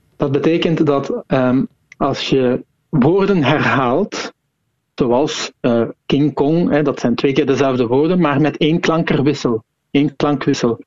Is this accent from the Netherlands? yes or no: no; Flanders, Belgium